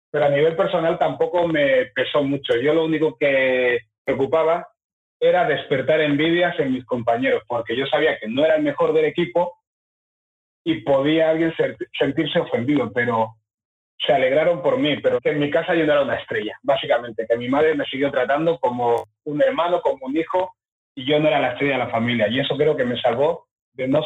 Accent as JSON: {"language": "Spanish", "town": "Fuerteventura", "region": "Canary Islands", "country": "Spain", "tie": "born or raised there", "also_born_or_lived": "Equatorial Guinea / England", "said": "yo llegué con 11 meses a España, a las ah. Islas Canarias, Fuerteventura."}